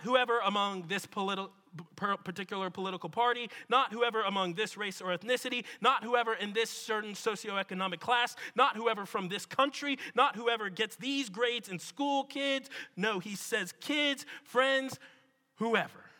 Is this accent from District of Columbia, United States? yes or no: yes; Washington, District of Columbia, United States; moved away as an adult; now in Birmingham, United States; Washington, D.C. It's my hometown, where I was before Birmingham.